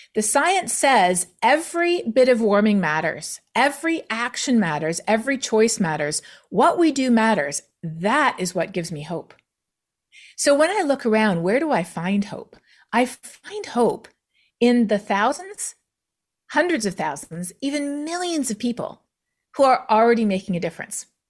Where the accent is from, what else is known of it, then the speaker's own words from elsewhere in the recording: Canada; being Canadian